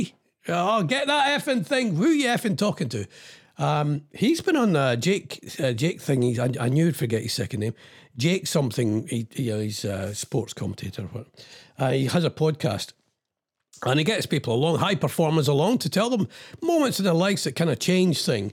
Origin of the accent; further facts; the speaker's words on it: Ayrshire, Scotland, United Kingdom; I'm from Ayrshire.